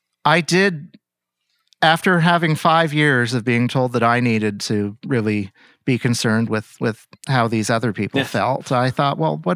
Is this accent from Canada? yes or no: yes; Toronto, Ontario, Canada; I'm from Toronto.